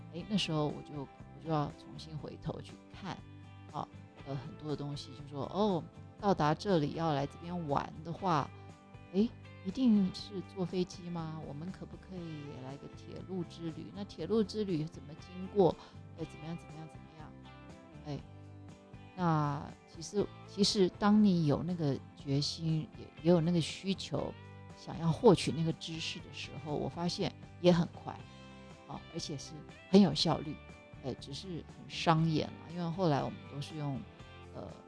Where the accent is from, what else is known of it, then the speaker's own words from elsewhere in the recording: Taiwan; moved away; also born or lived in Hawaii, United States; 我要放一些食材是我们台湾习惯用的食材，我们中国人习，习惯用的食材